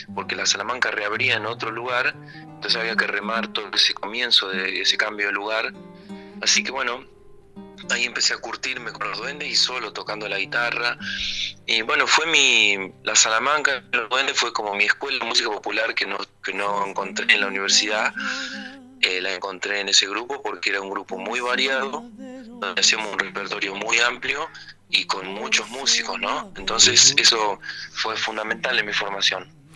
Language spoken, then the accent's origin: Spanish; Pellegrini, Buenos Aires Province, Argentina; moved away as an adult; now in La Plata, Argentina; yo nací en Pellegrini, provincia de Buenos Aires, ahí cerquita de Trenquelauquen y Santa Rosa La Pampa